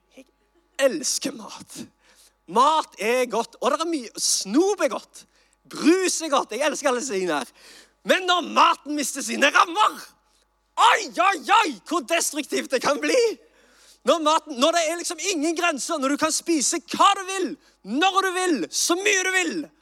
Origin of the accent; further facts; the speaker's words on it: Sandnes, Rogaland, Norway; jeg er fra Sandnes